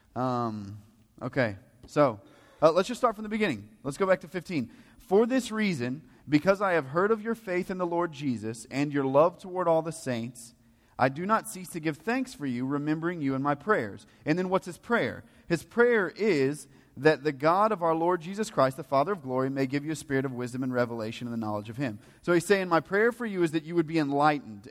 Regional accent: the Bible Belt, United States; we're all from the Bible Belt, or at least most of us are.

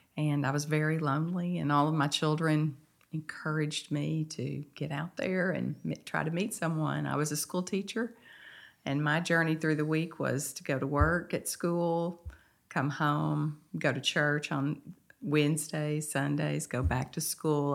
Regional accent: Mount Pleasant, Texas, United States; also born or lived in Henderson, Texas; now in Nacogdoches, United States; I grew up in Mount Pleasant, Texas

